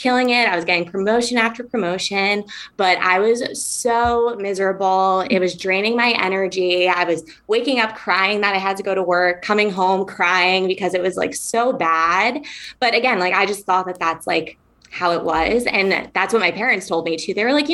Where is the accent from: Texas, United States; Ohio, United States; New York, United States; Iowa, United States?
New York, United States; moved away as an adult; now in San Diego, United States; I grew up in New York on the East Coast